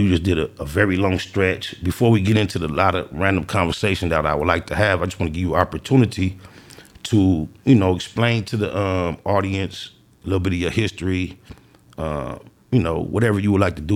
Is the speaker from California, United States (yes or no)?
yes; Los Angeles, California, United States; I'm from the East Side, 97th Street. And before I was actually claiming and banging 97 East Coast, as a child, I grew up in my father's house on 99th Street.